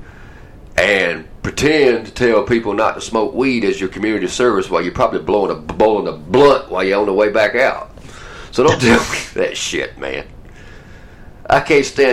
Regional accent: Atlanta, Georgia, United States; also born or lived in Douglasville; I'm from Atlanta just like you.

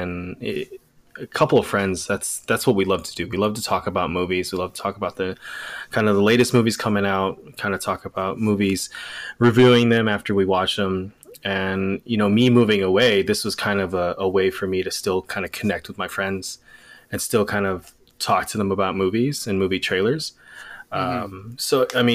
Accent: Los Angeles, California, United States; moved away as an adult; also born or lived in Bay Area, California; now in Sacramento, United States; born and raised, Los Angeles

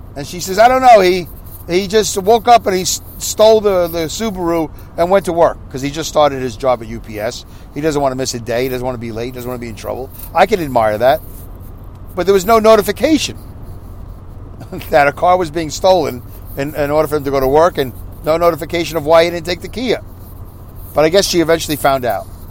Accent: New York City, New York, United States; I grew up in New York City

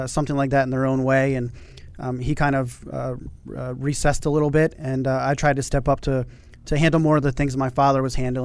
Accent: Montgomery County, Maryland, United States; I actually grew up in the Maryland area in Montgomery County.

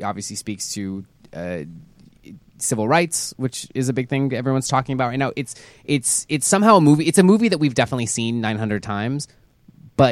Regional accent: Houston, Texas, United States; I grew up in Houston

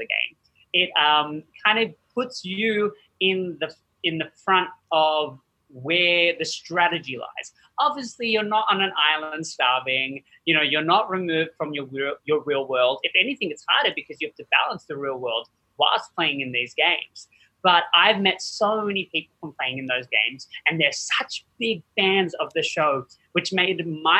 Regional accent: Australia; moved away; I actually was born and raised in Australia

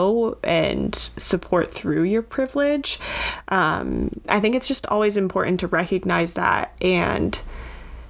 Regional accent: Vermont, United States; growing up in Vermont, it's not really it's not like a hotbed of politics.

